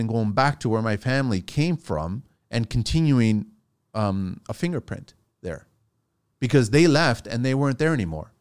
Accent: Toronto, Ontario, Canada; also born or lived in France / Montreal; I was raised in Canada.

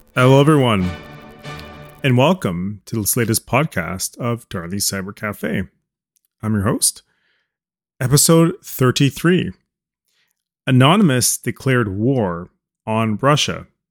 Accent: Canada; as a Canadian speaking

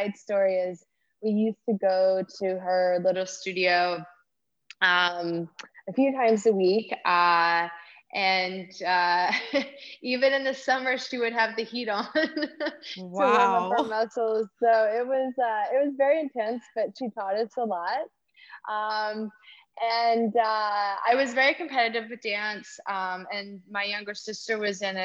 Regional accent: North Carolina, United States; moved away as an adult; also born or lived in Oklahoma / New York City, United States; now in St. Barthélemy; I am originally from North Carolina

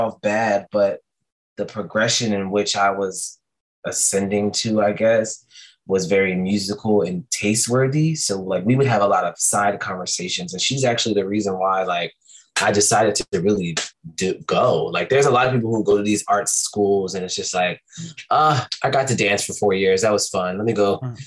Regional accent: Philadelphia, Pennsylvania, United States; also born or lived in Virginia Beach / Suffolk / San Diego; So I was born here. We left and I came back. I want to say maybe towards like third, fourth grade, we came back. And I've been here ever since.

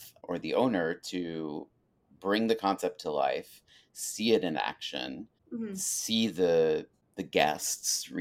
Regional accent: New England, United States; I'm from New England.

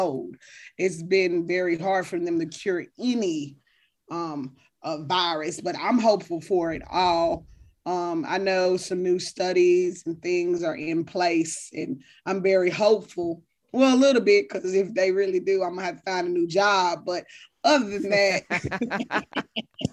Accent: the South, United States; I was raised in the South

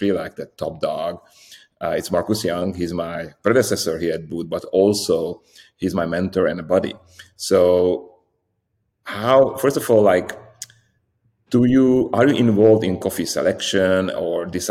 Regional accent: Slovakia; I'm Hungarian from Slovakia.

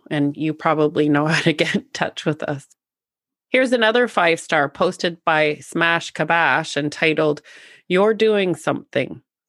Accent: North Bay, Ontario, Canada; I'm from North Bay, but both of my parents are originally from Temiskaming Shores. Most of our family still lives there, and we have a cottage there, so we visit often.

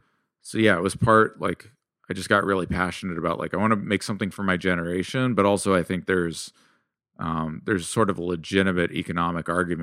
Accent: California, United States; And like, I grew up in Silicon Valley.

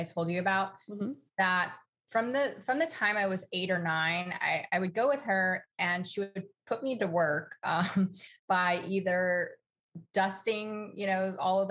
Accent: Los Angeles, California, United States; we grew up in Los Angeles

